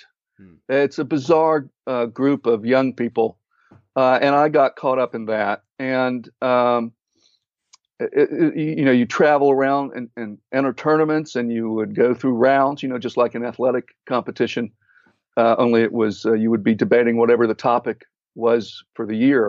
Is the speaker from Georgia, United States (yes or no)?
yes; Atlanta, Georgia, United States; moved away as an adult; also born or lived in McKees Rocks, Pennsylvania; when I was about three, they moved down to Atlanta. So I picked up a little, or to Georgia, and then eventually to Atlanta. And I picked up a bit of an accent there.